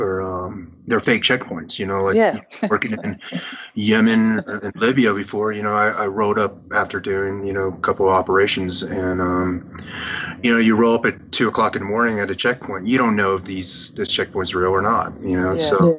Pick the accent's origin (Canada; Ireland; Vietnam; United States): Vietnam; born there; moved away; you know, I was born in Vietnam. My family was gunned down on the streets of Saigon after the fall of South Vietnam, and you know, I barely escaped my life